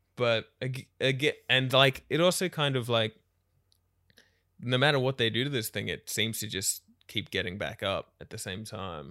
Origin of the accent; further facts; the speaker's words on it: Australia; as an Australian